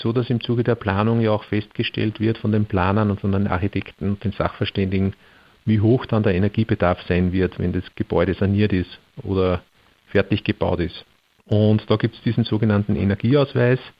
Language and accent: German; Austria; bei uns in Österreich